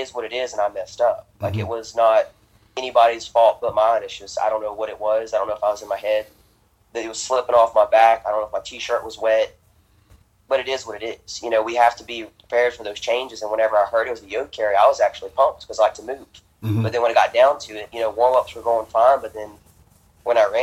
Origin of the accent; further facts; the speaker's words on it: Louisiana, United States; I'm from Louisiana. There's a lot of swamp lands around here.